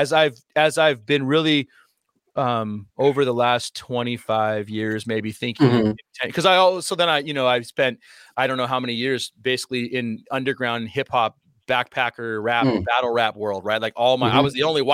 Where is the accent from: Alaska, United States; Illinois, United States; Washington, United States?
Alaska, United States; Anchorage; growing up in Alaska, which is really, a lot of people don't realize, Anchorage, Alaska is very diverse